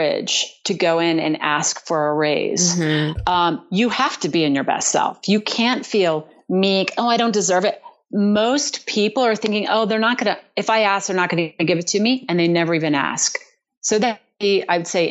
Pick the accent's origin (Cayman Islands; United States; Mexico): United States; Berlin, Maryland; moved away; that's in Berlin, Maryland, a little town on the eastern shore of Maryland